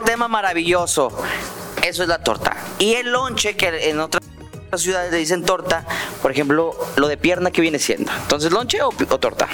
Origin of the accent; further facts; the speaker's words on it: Guadalajara, Jalisco, Mexico; nosotros somos de Guadalajara, Jalisco